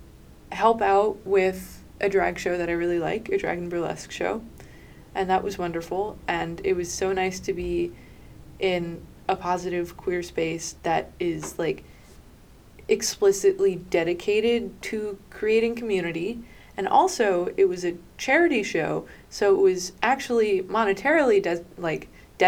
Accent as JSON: {"language": "English", "region": "New York", "country": "United States", "said": "I'm from New York"}